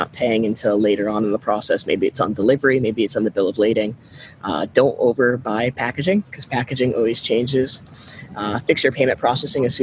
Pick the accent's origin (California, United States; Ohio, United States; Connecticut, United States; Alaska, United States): Connecticut, United States; moved away as an adult; now in Miami, United States; we grew up in Connecticut and it's super cold in there